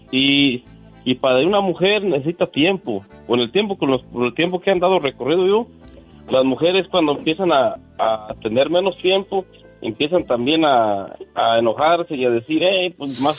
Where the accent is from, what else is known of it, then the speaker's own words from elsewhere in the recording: Cuquío, Jalisco, Mexico; Parece, parece gente de mi pueblo la que habla. Yo, yo soy de un ranchito, ya ando dice de la aldea.